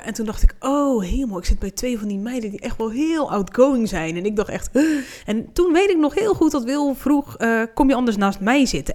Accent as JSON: {"language": "Dutch", "area": "Hoeksche Waard", "region": "South Holland", "country": "Netherlands", "said": "dat ik uit Rotterdam kwam, zei ik maar, omdat ik zei, nou, niemand weet waar de Hoekse Waard ligt"}